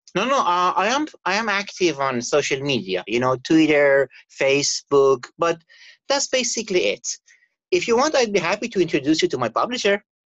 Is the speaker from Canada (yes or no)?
yes; Canada; moved away as an adult; now in Abu Dhabi, United Arab Emirates; I'm Canadian